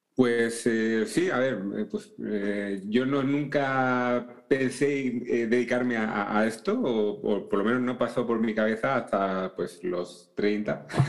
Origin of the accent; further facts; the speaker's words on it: Seville, Andalusia, Spain; now in Madrid, Spain; Yo actualmente pues estoy en, en Madrid, pero no soy de Madrid, soy de Sevilla